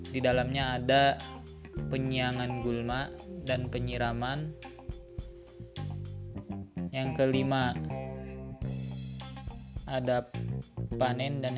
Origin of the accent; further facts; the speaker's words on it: Bogor, West Java, Indonesia; Saya berasal dari Kota Bogor yang sekarang sedang mengemban ilmu di Universitas Islam Negeri Sunan Gunung Jati Bandung